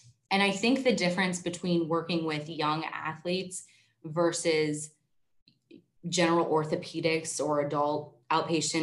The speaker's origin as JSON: {"language": "English", "town": "Erie", "region": "Pennsylvania", "country": "United States", "tie": "born or raised there", "said": "I moved back to my hometown of Erie"}